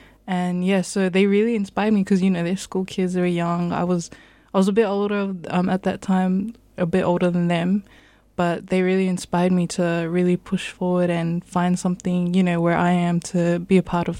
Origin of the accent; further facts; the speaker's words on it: New Zealand; I am of full Samoan descent, so I have Polynesian heritage from the Pacific. Both my parents were born in Samoa, and whereas I was born in New Zealand, so I have that connection through my parents and my culture and heritage, also making me a second-generation immigrant.